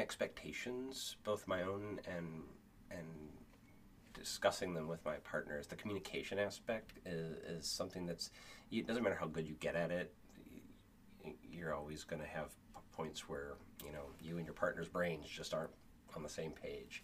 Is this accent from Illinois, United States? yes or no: no; Kenosha, Wisconsin, United States; I grew up in Kenosha, so the Ren Fair was right there